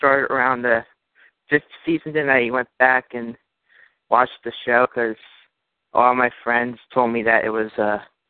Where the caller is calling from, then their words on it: Pittsburgh, Pennsylvania, United States; from Pittsburgh, Pennsylvania.